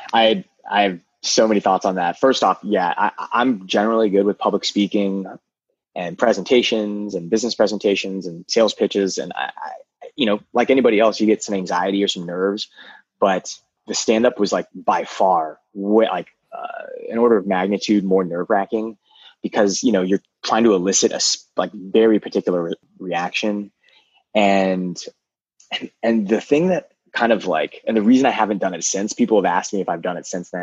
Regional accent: United States; also born or lived in Maryland; I'm Vietnamese American

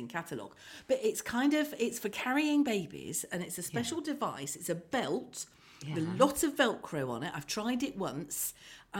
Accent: Birmingham, West Midlands, United Kingdom; also born or lived in Weston-super-Mare; I was born in Birmingham and brought it, and then we had a spell, quite a long spell in Weston-super-Mare, and then we went back to Birmingham

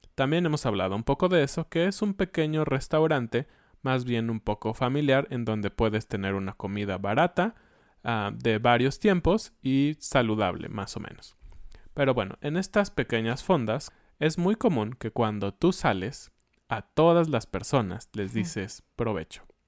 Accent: Mexico; somos mexicanos

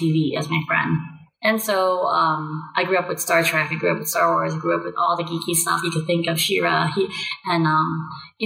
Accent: New York City, New York, United States; moved away as an adult; now in California, United States; I grew up in Staten Island

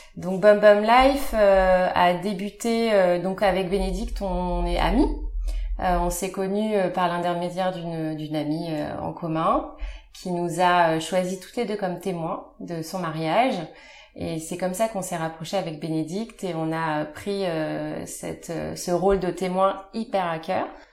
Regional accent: Compiègne, Hauts-de-France, France; now in Paris, France; je viens de la Picardie, de Compiègne plus précisément

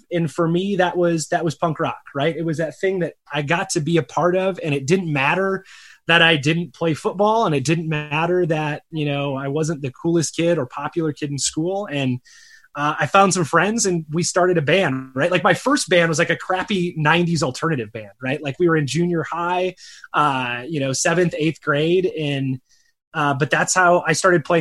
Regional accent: Michigan, United States; now in Arizona, United States; I grew up in a tiny cow town in Michigan, so a rural town

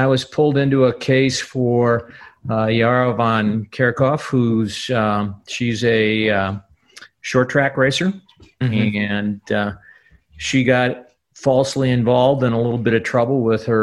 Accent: outside of Milwaukee, Wisconsin, United States; I grew up outside of Milwaukee

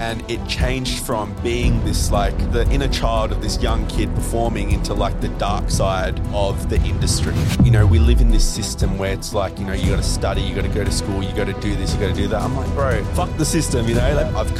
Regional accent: Melbourne, Victoria, Australia; also born or lived in Dubai; So came to Australia in 99, mm-hmm. Grew up all in Melbourne.

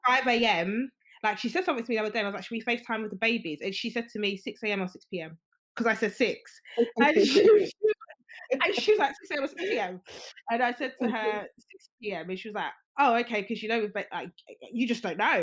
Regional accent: Nigeria; I'm Nigerian. So like, you know, the Yoruba ethnicity and, you know, the Nigerian culture

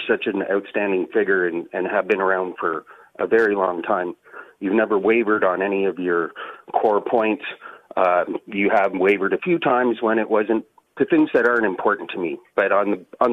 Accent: Canada; also born or lived in Ottawa; being a Canadian

